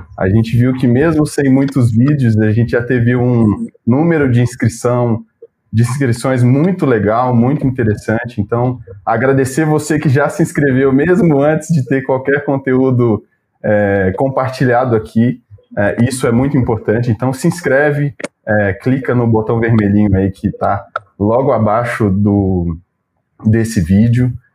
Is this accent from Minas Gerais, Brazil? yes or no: yes; Minas Gerais, Brazil; moved away as an adult; also born or lived in Belo Horizonte; now in São Paulo, Brazil; Eu faço coro com os mineiros dessa live aqui